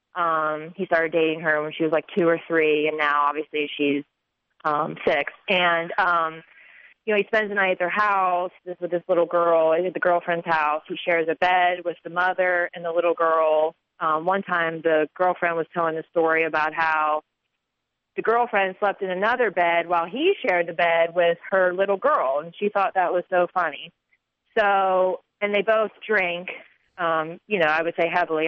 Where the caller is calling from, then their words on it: Charlotte, North Carolina, United States; I'm calling from Charlotte, North Carolina